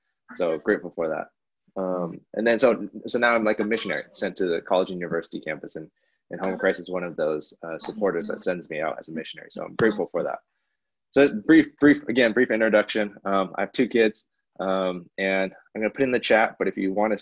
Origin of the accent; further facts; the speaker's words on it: Bay Area, California, United States; I grew up in the Bay Area